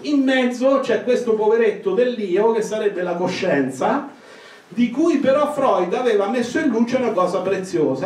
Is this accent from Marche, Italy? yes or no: yes; Marche, Italy; Io vengo dalle Marche